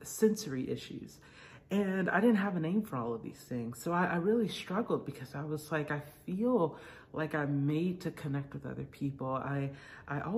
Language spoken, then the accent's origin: English; Atlanta, Georgia, United States; I grew up in Atlanta, Georgia area, where my parents were pastors.